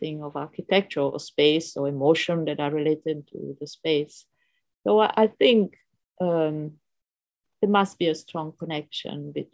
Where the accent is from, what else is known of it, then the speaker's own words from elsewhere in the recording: Rome, Lazio, Italy; I grew up in Rome and I had a very free education